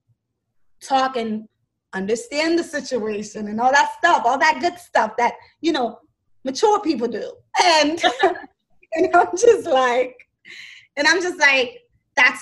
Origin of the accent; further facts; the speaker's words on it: New York, United States; I'm from New York.